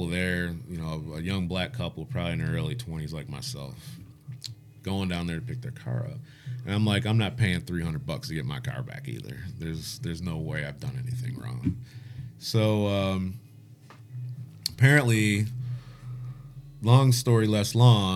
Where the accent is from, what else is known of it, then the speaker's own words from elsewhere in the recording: Detroit, Michigan, United States; now in England, United Kingdom; I'm from Detroit.